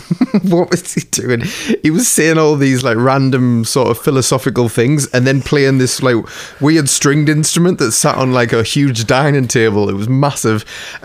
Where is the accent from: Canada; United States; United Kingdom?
United Kingdom; England; we're English